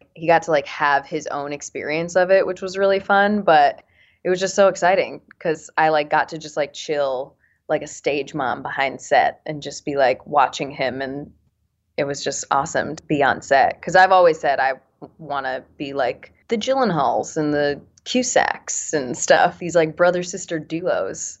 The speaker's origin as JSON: {"language": "English", "region": "Connecticut", "country": "United States", "tie": "born or raised there", "moved": "yes", "said": "I'm from Connecticut"}